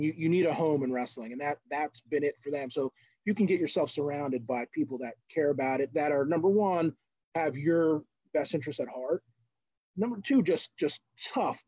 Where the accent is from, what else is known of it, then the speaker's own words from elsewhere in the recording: New Jersey, United States; moved away as an adult; now in Western Pennsylvania, United States; I grew up on the coast in South Jersey